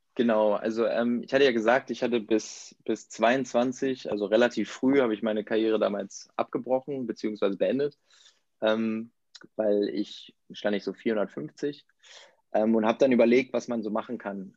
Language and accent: German; Verden, Lower Saxony, Germany; ich komme aus Pferden, das ist so ein kleiner Ort in der Nähe von Bremen, so 30.000 äh, Einwohner